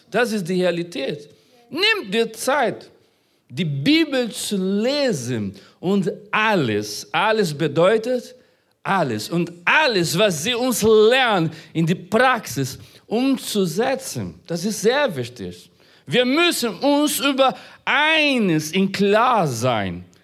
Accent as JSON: {"language": "German", "country": "Brazil", "tie": "born there", "said": "Unabhängig davon, wo du geboren bist, ich bin in Brasilien geboren."}